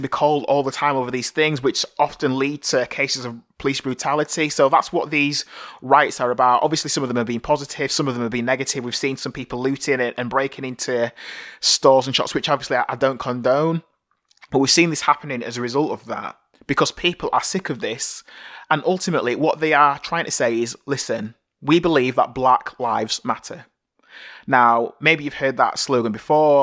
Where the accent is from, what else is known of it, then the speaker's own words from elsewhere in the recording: Bradford, Yorkshire and the Humber, United Kingdom; I was born here in Bradford, St. Luke's Hospital, in 1981